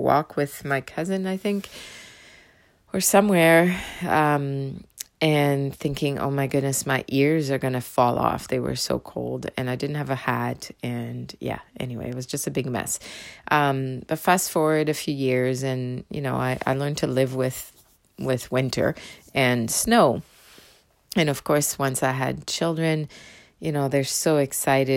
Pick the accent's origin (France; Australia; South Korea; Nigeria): France; southern France; first language French; English is a second language; moved away as an adult; also born or lived in Windsor, Ontario, Canada; now in Canada; I was raised in the south of France